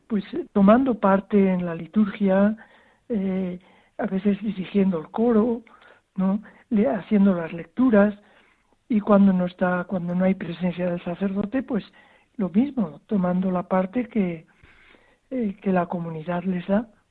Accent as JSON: {"language": "Spanish", "town": "Zaragoza", "region": "Aragon", "country": "Spain", "tie": "born or raised there", "also_born_or_lived": "Zimbabwe", "moved": "as an adult", "lives_now": "Hwange, Zimbabwe", "said": "nací en Zaragoza y estoy bautizado en Zaragoza"}